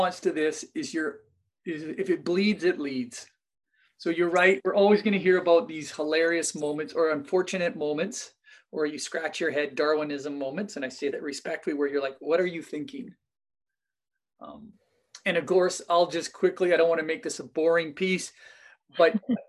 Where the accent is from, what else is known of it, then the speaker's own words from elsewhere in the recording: Kamloops, British Columbia, Canada; I'm from Kamloops, based out of Kamloops here, British Columbia